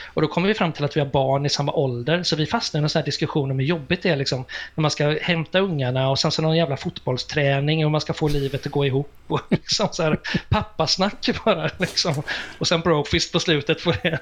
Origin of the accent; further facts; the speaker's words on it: Gothenburg, Västra Götaland, Sweden; jag kommer ju från Göteborg och Bildal